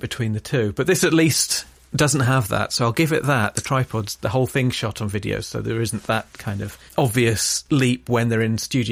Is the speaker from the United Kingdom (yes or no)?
yes; Grantham, East Midlands, United Kingdom; I grew up in rural Lincolnshire